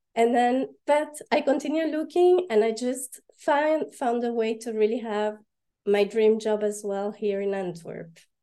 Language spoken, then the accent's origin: English; Panama; moved away as an adult; also born or lived in Paris, France / London, United Kingdom; now in Belgium; I was born and raised in Panama, and my dad is French and my mom is Panamanian.